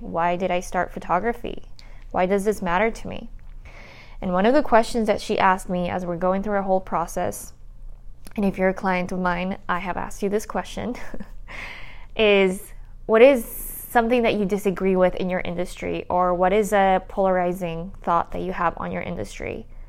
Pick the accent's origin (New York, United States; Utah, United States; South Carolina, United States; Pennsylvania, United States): Utah, United States; also born or lived in Colombia; I grew up in uh, Utah. I am a daughter of Colombian immigrants. I'm an immigrant too